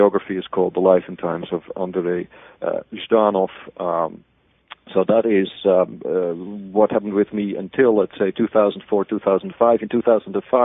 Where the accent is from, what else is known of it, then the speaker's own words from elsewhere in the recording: Haarlem, North Holland, Netherlands; I was born in the Netherlands in a city called Haarlem, which may be familiar to many of you because of New York City having a Haarlem. I was born there in 1962. I went to a high school there in the same city